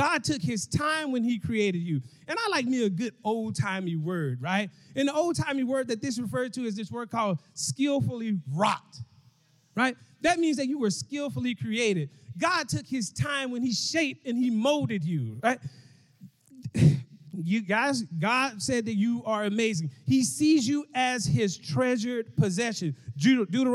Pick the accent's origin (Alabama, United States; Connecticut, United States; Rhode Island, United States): Alabama, United States; Mobile; now in Dallas, United States; I'm from Mobile, Alabama, but I live in Dallas, Texas